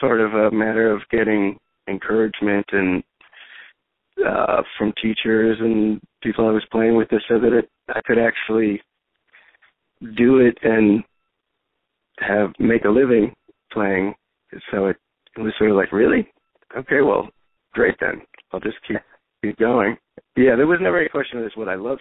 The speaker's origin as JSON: {"language": "English", "town": "Chicago", "region": "Illinois", "country": "United States", "tie": "born or raised there", "also_born_or_lived": "Berkeley, California / Boston", "moved": "yes", "lives_now": "New York, United States", "said": "I was raised in Chicago. I was actually born in California in Berkeley. Yeah, I grew up in Chicago"}